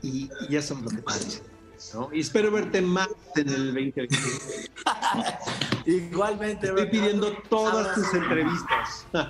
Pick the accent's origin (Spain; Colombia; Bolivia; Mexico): Mexico; Como mexicano